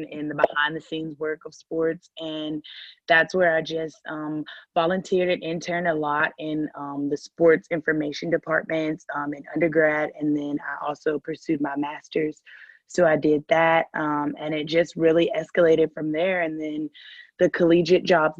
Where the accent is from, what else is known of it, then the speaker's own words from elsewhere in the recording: Huntsville, Alabama, United States; moved away; I am originally from Huntsville, Alabama, which is a very small city in Alabama